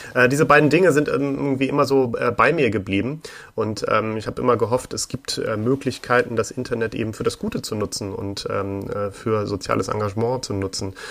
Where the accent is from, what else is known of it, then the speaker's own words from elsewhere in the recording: Hamburg, Germany; für ein paar äh, Zeitungen in Hamburg, wo ich geboren bin